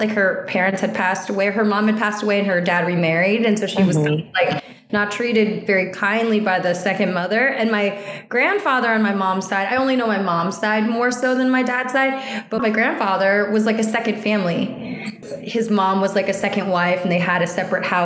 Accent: San Francisco Bay Area, California, United States; moved away as an adult; also born or lived in New Orleans; now in New York, United States; I'm from the San Francisco Bay Area. I proudly represent the Bay.

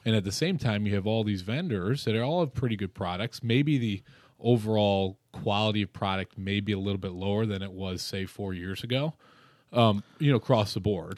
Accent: Rochester, New York, United States; I come from Rochester, New York

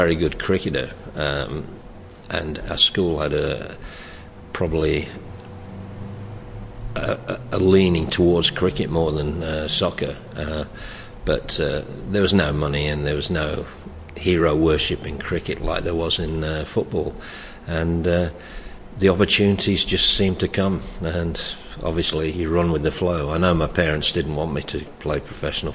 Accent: Nottingham, East Midlands, United Kingdom; moved away as an adult; now in Australia; I was born in Nottingham, and my parents were Irish

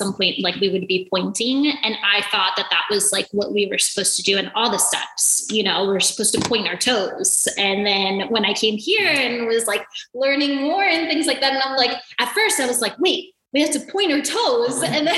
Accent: Athens, Attica, Greece; also born or lived in New York; I was born in New York, and then my family moved to Greece in Athens, where my dad is from. My mom's from Kastoria. And so I lived in Athens

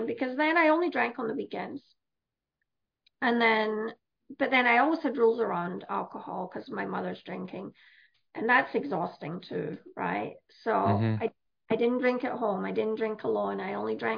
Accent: Scotland, United Kingdom; moved away as an adult; I'm from Scotland originally. I came here when I was 35.

